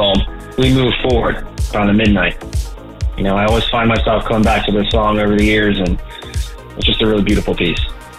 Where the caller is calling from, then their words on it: Lancaster, Pennsylvania, United States; I'm calling from Lancaster, Pennsylvania.